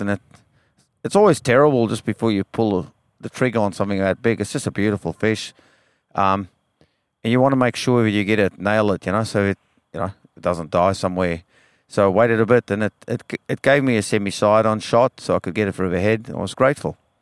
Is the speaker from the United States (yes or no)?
no; Western Cape, South Africa; now in Western Australia, Australia; I grew up in South Africa